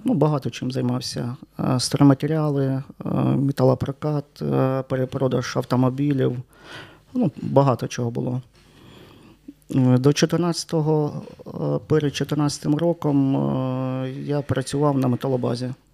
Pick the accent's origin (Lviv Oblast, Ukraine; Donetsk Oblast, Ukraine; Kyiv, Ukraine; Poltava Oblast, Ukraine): Donetsk Oblast, Ukraine; Sloviansk; moved away as an adult; now in Chernivtsi, Ukraine; Я народився в Чернівцях. У мене тут е, мешкає батько, бабуся